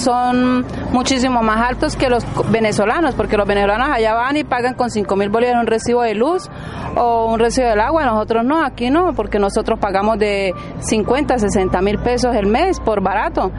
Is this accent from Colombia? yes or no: yes; Colombia; nosotros, los colombianos